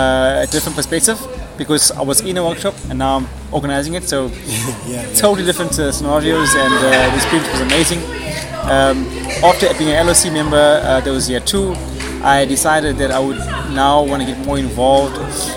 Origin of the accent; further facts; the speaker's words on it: KwaZulu-Natal, South Africa; I'm from KwaZulu-Natal. I am currently a PhD student at the university there